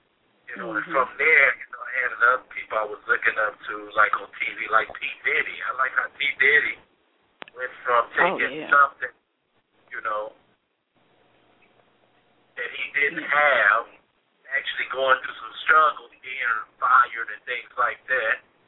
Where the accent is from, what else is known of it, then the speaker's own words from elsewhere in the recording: East Chicago, Indiana, United States; moved away as an adult; now in China; I grew up in East Chicago, and I grew up in a nice area. But if you know my city of East Chicago, it's surrounded by a lot of, you know, negativity.